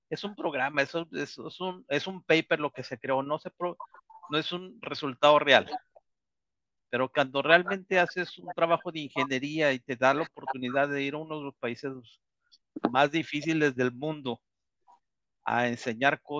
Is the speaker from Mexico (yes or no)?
yes; Mexico; moved away; yo salí realmente de México por la falta de oportunidades, por la falta de, por la de, la falta de creencia en México de, de, de, ser aceptado